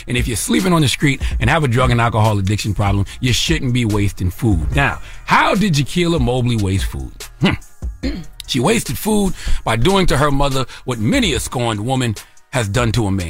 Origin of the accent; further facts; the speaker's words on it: South Carolina, United States; I'm from South Carolina, the Low Country, 843.